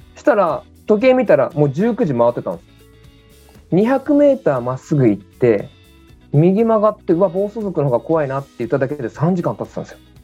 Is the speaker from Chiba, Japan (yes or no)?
yes; Chiba, Japan; 地元僕千葉なんですけども。